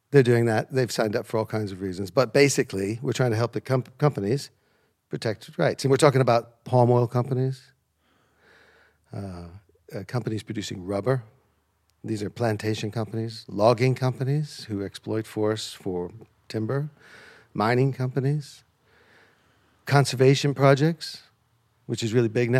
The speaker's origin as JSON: {"language": "English", "area": "American heartland small towns", "region": "Midwest", "country": "United States", "tie": "born or raised there", "moved": "as an adult", "lives_now": "United Kingdom", "said": "when I was growing up, These places were beautiful, small town, friendly, low crime"}